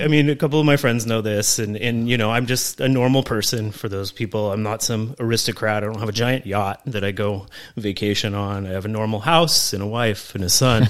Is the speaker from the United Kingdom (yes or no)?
no; Camarillo, California, United States; I grew up in Camarillo, California